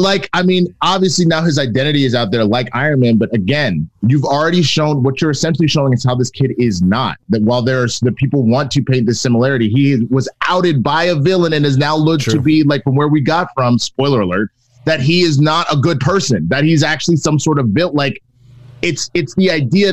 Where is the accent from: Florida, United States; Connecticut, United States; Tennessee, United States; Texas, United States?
Texas, United States; I'm a Texan and I'm black.